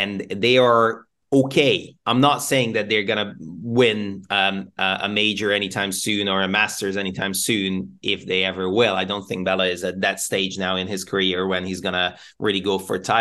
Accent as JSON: {"language": "English", "region": "Budapest", "country": "Hungary", "moved": "yes", "lives_now": "United Kingdom", "said": "we are from both from Budapest"}